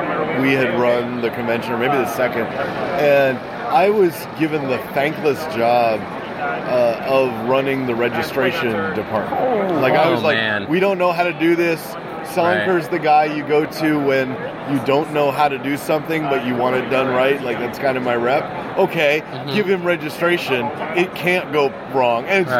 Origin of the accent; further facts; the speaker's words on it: Seattle, Washington, United States; moved away as an adult; also born or lived in Chicago; now in Seattle, United States; Actually, weirdly, I was born in Seattle. Okay. Went to Garfield High.